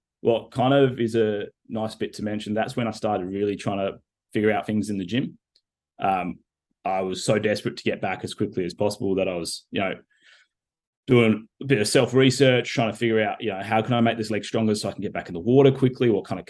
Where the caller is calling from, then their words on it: Perth, Western Australia, Australia; I'm currently sitting to you in my office in Perth, Western Australia.